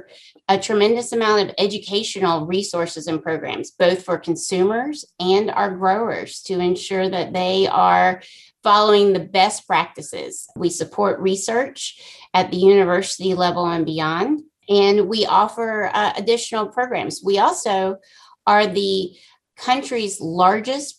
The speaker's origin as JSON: {"language": "English", "town": "Cary", "region": "North Carolina", "country": "United States", "tie": "born or raised there", "said": "I was born and raised in Cary, North Carolina"}